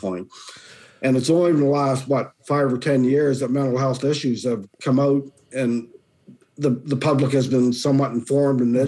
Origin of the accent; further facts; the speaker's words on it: Dartmouth, Nova Scotia, Canada; moved away as an adult; also born or lived in Kentville, Nova Scotia / Chatham, Ontario; now in Collingwood, Canada; I was born and raised. I was actually born in Kentville, but I moved to Dartmouth when I was six. Lived there ever since until 1987, and then I moved to Ontario